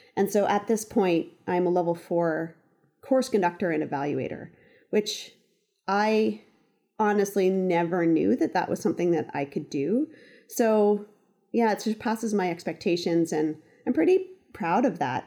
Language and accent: English; Ontario, Canada; moved away as an adult; now in Western Canada; gone back to Ontario, didn't know what to do, so called up a couple resorts, um, around my hometown